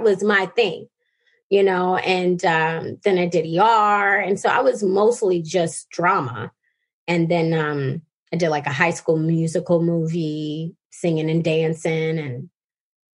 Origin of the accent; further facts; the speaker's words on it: Baltimore, Maryland, United States; moved away as an adult; also born or lived in California; I grew up in Baltimore City